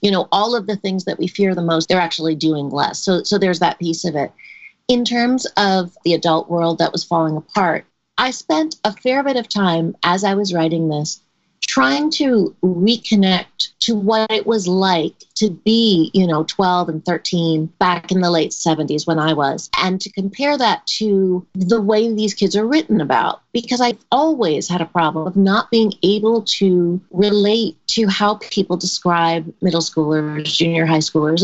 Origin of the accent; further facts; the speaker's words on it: New York City, New York, United States; I grew up in New York City